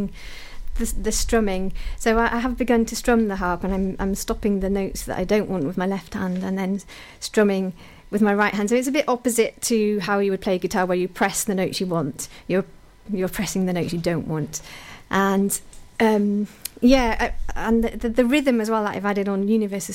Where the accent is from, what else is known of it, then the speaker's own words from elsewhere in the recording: Pembroke, Wales, United Kingdom; my hometown of Pembroke